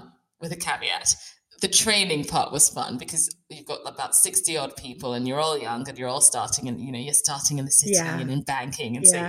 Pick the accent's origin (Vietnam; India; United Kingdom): United Kingdom; Bradford, Yorkshire and the Humber; born there; So I was born in West Yorkshire, actually. I'm in South Yorkshire right now, but I was born in Bradford and I think we were there for about 2 days.